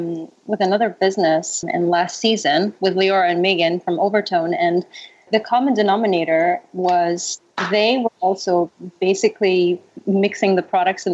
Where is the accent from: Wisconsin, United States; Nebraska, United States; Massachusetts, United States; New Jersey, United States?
New Jersey, United States; I'm also from Jersey.